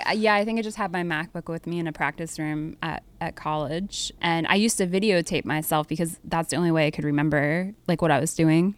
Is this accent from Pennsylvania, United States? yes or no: yes; Harrisburg, Pennsylvania, United States; I grew up in Harrisburg, Pennsylvania